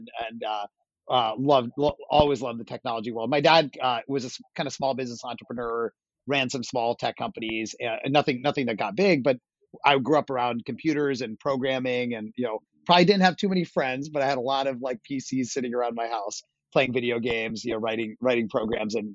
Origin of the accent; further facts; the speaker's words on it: Pittsburgh, Pennsylvania, United States; I grew up, not surprising, I grew up in Pittsburgh, Pennsylvania.